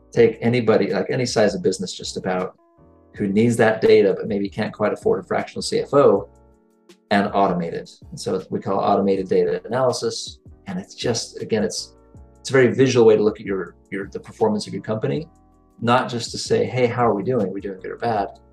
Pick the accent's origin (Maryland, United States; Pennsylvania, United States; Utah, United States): Utah, United States; near Salt Lake City; also born or lived in Brazil; Grew up here, right near Salt Lake. Uh, haven't fallen too far from the tree. I did uh, live in Brazil for a year and a half, so that was sort of different. But outside of that, I've I've been here in Utah my whole life